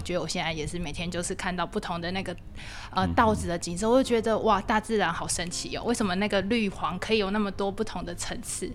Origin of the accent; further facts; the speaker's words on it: Taiwan; also born or lived in mainland China; now in Chishang, Taiwan; 我小时候住乡下，就是类似也是这种前面就是有田啊什么之类的